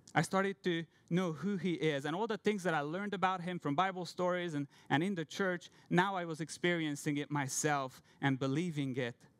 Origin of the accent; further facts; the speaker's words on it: Hungary; English is a second language; moved away as an adult; I'm from Hungary. I'm from a Christian family. I grew up in a pastor's family.